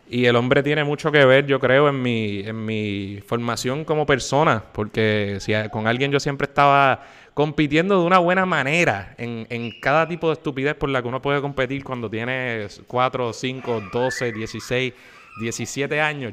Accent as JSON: {"language": "Spanish", "town": "San Juan", "country": "Puerto Rico", "tie": "born or raised there", "also_born_or_lived": "Guaynabo", "said": "yo soy oriundo de San Juan, yo nací en San Juan"}